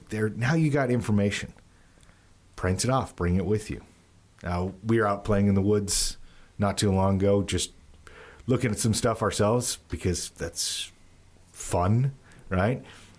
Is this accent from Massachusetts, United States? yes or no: no; Utah, United States; I grew up the majority of my life in the West. So west of the Rockies, Utah.